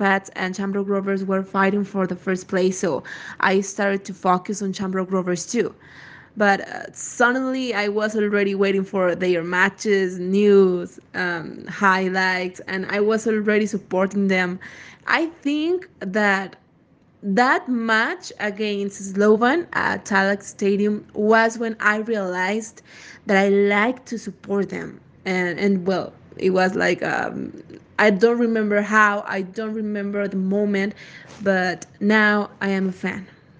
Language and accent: English; Mexico; I am from Mexico.